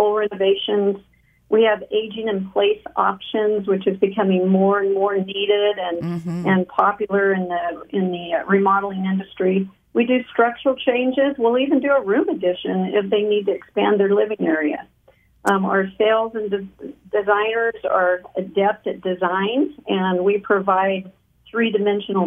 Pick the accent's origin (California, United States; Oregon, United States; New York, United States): California, United States; Taft; I am a native of Kern County, born and raised in Taft